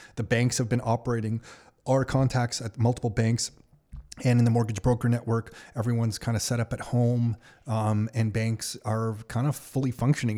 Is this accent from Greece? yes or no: no; Canada; as a Canadian